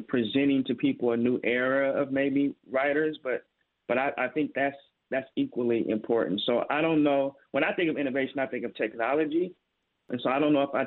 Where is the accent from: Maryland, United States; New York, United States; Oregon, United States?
Oregon, United States; I grew up in Oregon